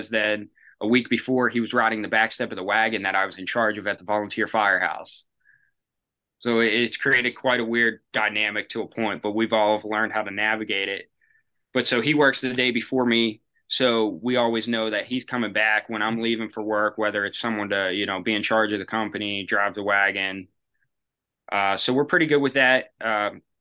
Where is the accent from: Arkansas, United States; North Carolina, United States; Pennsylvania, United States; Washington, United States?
Pennsylvania, United States; Kennedy Township; my hometown's Kennedy Township. That's where my father volunteers.